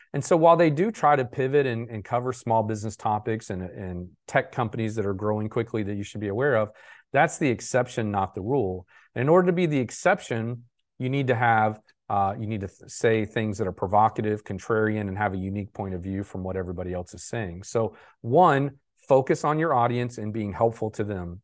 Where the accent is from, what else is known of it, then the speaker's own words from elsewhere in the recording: Jacksonville, Florida, United States; I'm from Jacksonville